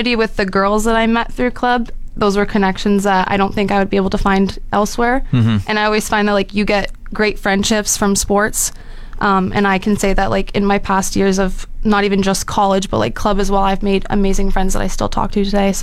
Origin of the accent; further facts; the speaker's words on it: Surrey, British Columbia, Canada; moved away as an adult; also born or lived in Abbotsford; now in Fort McMurray, Canada; I'm from Surrey, BC